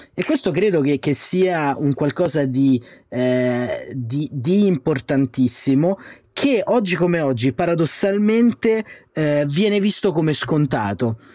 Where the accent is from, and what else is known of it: Italy